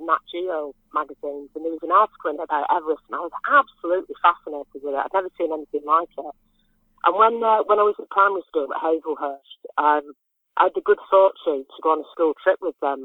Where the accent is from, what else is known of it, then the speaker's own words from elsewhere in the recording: Ramsbottom, North West England, United Kingdom; accent: northern Ramsbottom; moved away as an adult; also born or lived in Ireland / Slovenia; I was born and bred on Bolton Street